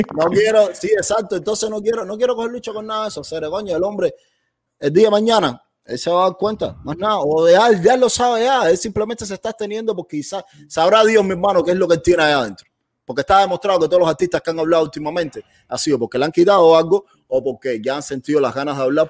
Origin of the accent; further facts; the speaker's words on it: Cuba; moved away; como cubano